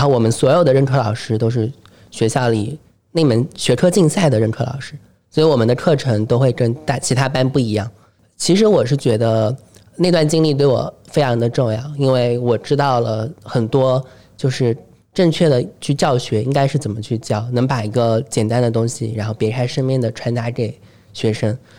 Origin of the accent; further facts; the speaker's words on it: Hefei, Anhui, China; 我是合肥人